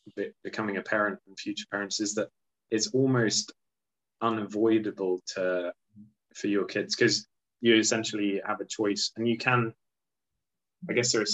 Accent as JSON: {"language": "English", "country": "Luxembourg", "tie": "born or raised there", "said": "as a child growing up in Luxembourg"}